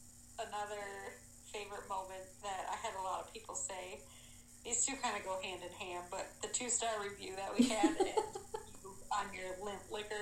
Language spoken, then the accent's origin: English; Wisconsin, United States; I am a farmer from Wisconsin, Southwest Wisconsin. I spend my days on a dairy farm.